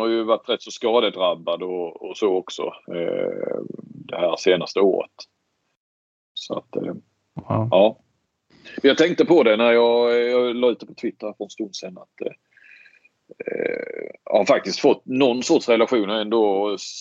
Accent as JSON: {"language": "Swedish", "country": "Sweden", "said": "som svensk"}